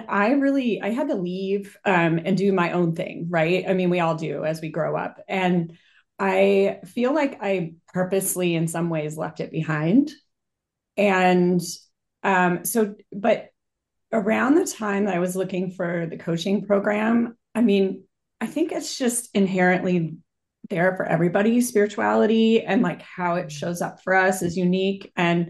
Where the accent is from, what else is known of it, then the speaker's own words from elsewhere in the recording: Boulder, Colorado, United States; So I grew up in Boulder, Colorado, which is kind of known to be a very new agey city, at least at the time when I was there.